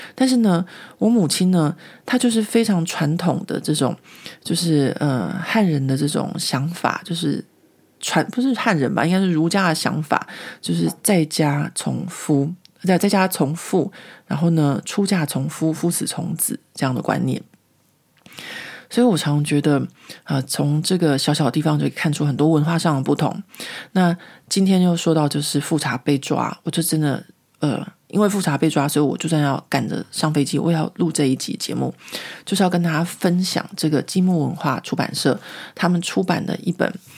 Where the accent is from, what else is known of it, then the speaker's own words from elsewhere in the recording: Taiwan; moved away as an adult; now in Paris, France; 我们从小在国立编译馆的教育下面长大